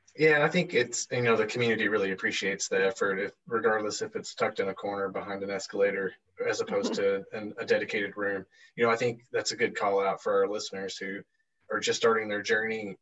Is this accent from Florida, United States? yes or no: no; Seattle, Washington, United States; SEA is my hometown airport. Those uh, who have listened to the podcast before know I'm from Seattle.